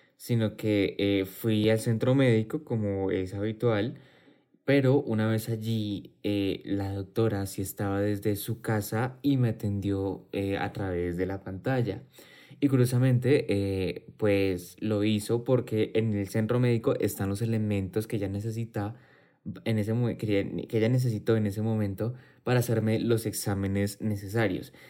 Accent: Colombia

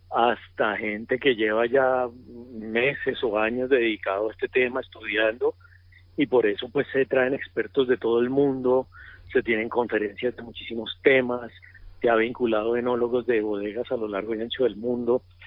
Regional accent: Bucaramanga, Santander, Colombia; moved away as an adult; also born or lived in Chile; yo soy un colombiano normal, nací en Bucaramanga

